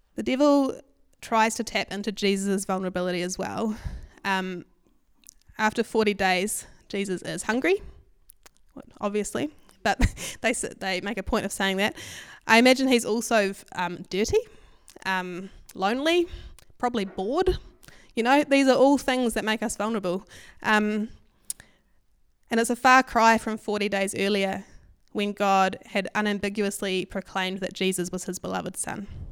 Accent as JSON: {"language": "English", "town": "Hamilton", "region": "Waikato", "country": "New Zealand", "tie": "born or raised there", "said": "I grew up in Hamilton"}